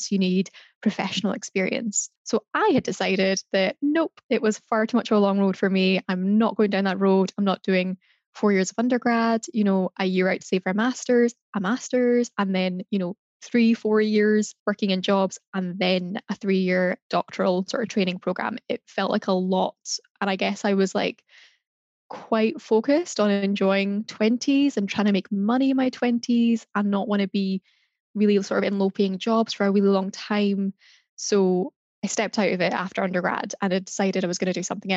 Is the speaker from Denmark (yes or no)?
no; Glasgow, Scotland, United Kingdom; moved away as an adult; now in Edinburgh, United Kingdom; I'm from Glasgow, currently living in Edinburgh